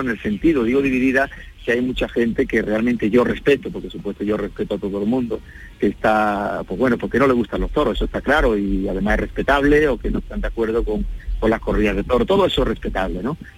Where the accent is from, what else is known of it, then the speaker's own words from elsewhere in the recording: Andalusia, Spain; Primero que son los andaluces, eh, es, mi tierra, ¿no? Eh, es mi gente